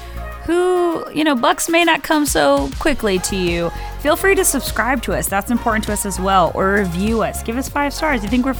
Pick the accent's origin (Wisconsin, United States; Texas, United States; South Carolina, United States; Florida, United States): Texas, United States; now in Arkansas, United States; I'm from Texas.